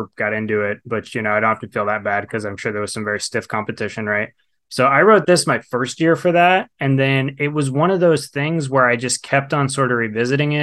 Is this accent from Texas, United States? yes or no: yes; Sutton County, West Texas, United States; my hometown in Sutton County